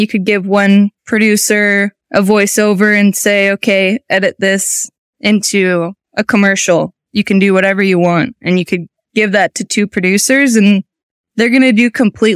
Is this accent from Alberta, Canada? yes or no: yes; Athabasca, Alberta, Canada; now in Calgary, Canada; I grew up in the town of Athabasca, which is really northern Alberta, and I've moved to Calgary when I was about 12, and I've lived here ever since